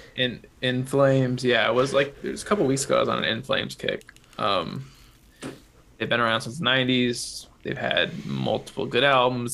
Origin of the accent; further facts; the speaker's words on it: Illinois, United States; 30 minutes from my hometown